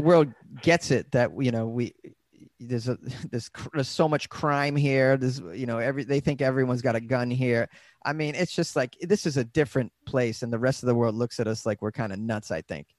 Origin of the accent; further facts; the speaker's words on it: Boston, Massachusetts, United States; now in Los Angeles, United States; I'm from Massachusetts